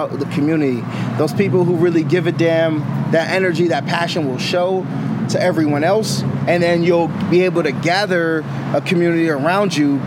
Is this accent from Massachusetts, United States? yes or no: yes; Boston, Massachusetts, United States; now in Sacramento, United States; I come from Boston. I'm not originally from the Sacramento community